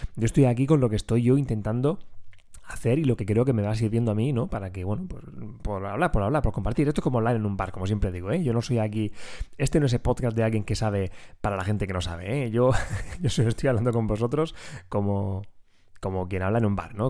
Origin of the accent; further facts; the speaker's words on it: Region of Murcia, Spain; accent: Murcian; tengo que luchar contra mi acento murciano